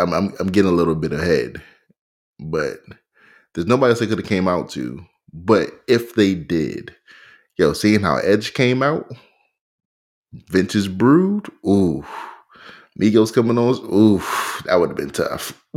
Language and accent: English; Pioneer City, Maryland, United States; where I grew up in Pioneer City.